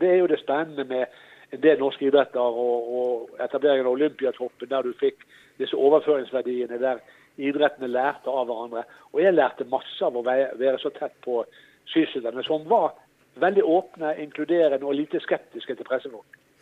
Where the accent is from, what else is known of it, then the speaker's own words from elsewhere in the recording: Norway; also born or lived in Florida; jeg er fra Norge